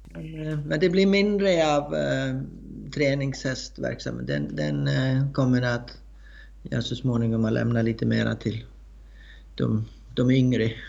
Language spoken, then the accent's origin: Swedish; Iceland; moved away as an adult; also born or lived in Blekinge, Sweden / Östergötland, Sweden; now in Skåne, Sweden; Jag är uppvuxen på Island